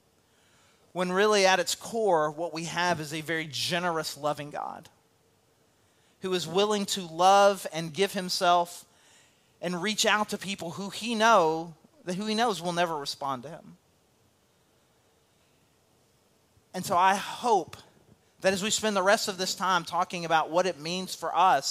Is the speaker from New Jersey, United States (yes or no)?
no; El Dorado, Arkansas, United States; moved away; also born or lived in St. Louis / Cabot; I came from El Dorado, Arkansas, population 20,000 people